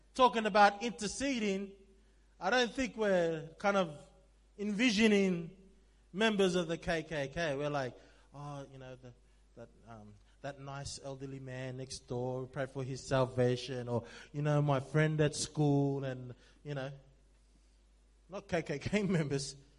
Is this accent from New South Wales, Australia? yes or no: yes; Sydney, New South Wales, Australia; I'm from Sydney